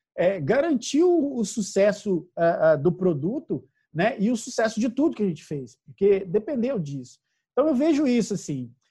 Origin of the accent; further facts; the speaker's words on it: Minas Gerais, Brazil; eu, e a Ademar somos mineiros